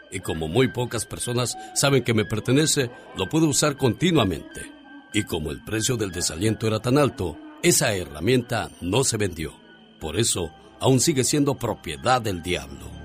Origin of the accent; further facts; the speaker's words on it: Mexico; moved away; Sabe que yo siempre digo, un día salí de México, pero México nunca salió de mí.